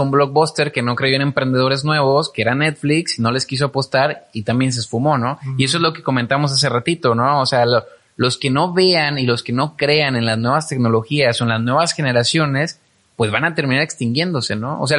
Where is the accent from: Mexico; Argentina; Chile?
Mexico; Como mexicano lo tiene que, que está cambiando